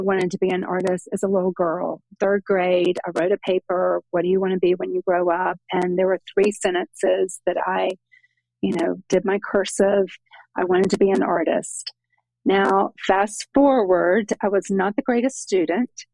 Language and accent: English; Jacksonville, Florida, United States; moved away as an adult; now in Charlotte, United States; I'm from Jacksonville, Florida, but I've been in Charlotte, North Carolina, for gosh, almost 30 years